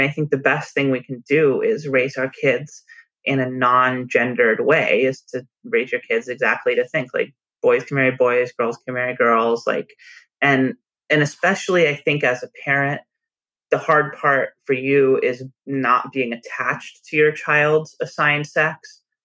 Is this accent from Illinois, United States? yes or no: no; a suburb of Los Angeles, California, United States; moved away; also born or lived in San Francisco; we grew up in a suburb of Los Angeles.